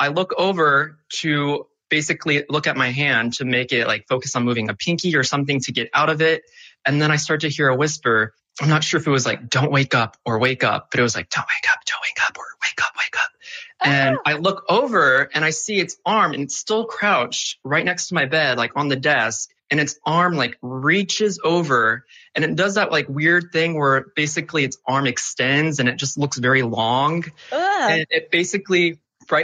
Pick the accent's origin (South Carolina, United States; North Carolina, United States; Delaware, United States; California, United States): South Carolina, United States; Charleston; So I was born and raised in Charleston, South Carolina